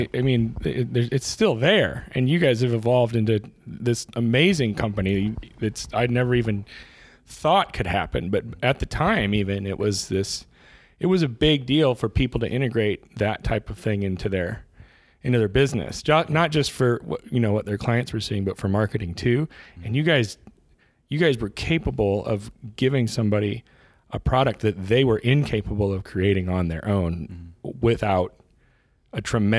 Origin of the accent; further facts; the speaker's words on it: Illinois, United States; I'm a Midwest guy. I grew up in Central Illinois amidst a bunch of cornfields.